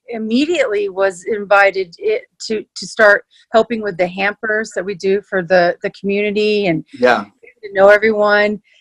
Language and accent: English; Texas, United States; moved away as an adult; now in Calgary, Canada; I'm actually from Texas